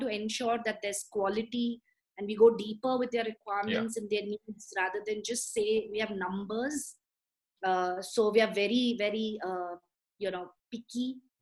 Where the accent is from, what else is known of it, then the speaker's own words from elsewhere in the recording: India; I'm super proud as an Indian